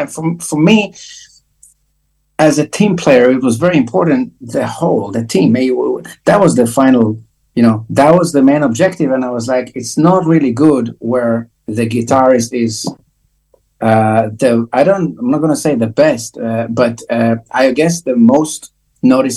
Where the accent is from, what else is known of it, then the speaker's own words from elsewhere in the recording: Israel; I grew up in Israel, mind you, very hot country.